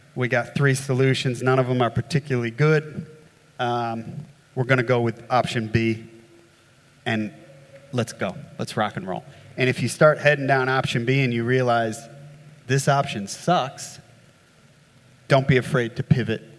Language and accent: English; New York, United States; now in Australia; as you can tell from my accent, uh, I grew up in the States, um, not in New Orleans, but uh, up in redneck New York